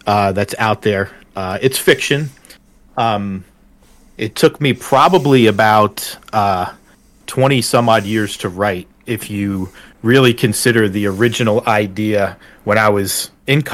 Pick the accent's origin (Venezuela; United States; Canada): United States; northern New Jersey; moved away as an adult; now in Pennsylvania, United States; I grew up in northern New Jersey